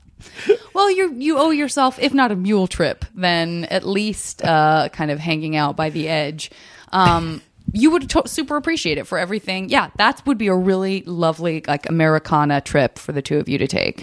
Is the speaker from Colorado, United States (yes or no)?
no; Arizona, United States; I'm from Arizona